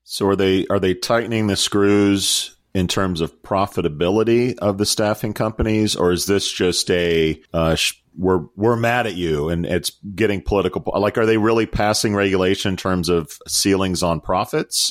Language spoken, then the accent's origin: English; United States; As an American